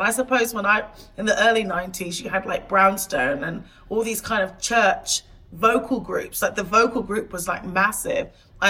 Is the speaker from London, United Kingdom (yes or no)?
no; Portishead, South West England, United Kingdom; So I grew up in a small town outside of Bristol, Portishead. For the first, like, good 10, 11 years of my life, I spent all of my time in this small town.